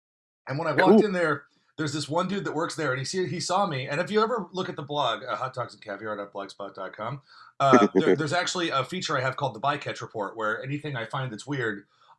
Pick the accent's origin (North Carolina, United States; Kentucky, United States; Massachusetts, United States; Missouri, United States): North Carolina, United States; I'm originally from North Carolina. I moved around a lot, but I'm originally from North Carolina.